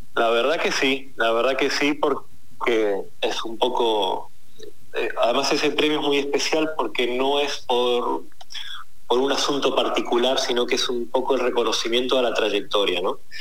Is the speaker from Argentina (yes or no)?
yes; Argentina; como argentino